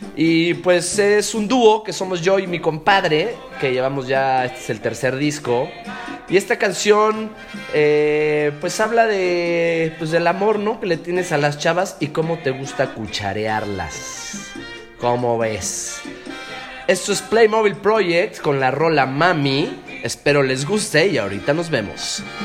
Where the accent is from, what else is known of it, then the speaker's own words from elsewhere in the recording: Mexico; also born or lived in Barranquilla, Colombia; Yo nací en Barranquilla, Colombia. Pero desde muy chico me vine a México, desde los tres